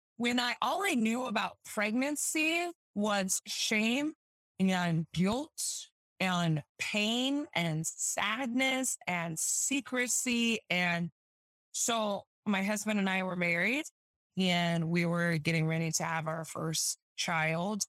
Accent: Utah, United States; I'm from Utah, born and raised, um, live here now still

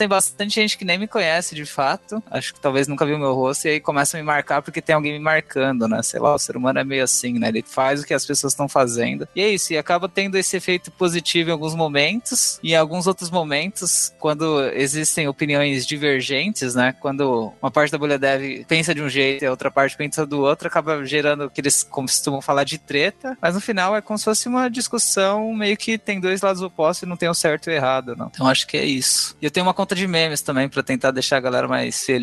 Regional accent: Brazil; Eu sou brasileiro, mas meu nome, primeiro nome é finlandês.

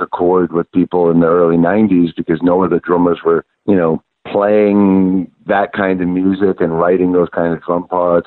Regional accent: Long Island, New York, United States; moved away as an adult; now in Pennsylvania, United States; I'm from Long Island

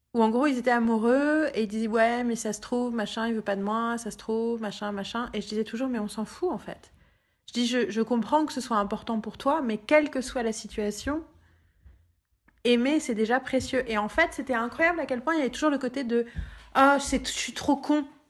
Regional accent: Paris, Île-de-France, France

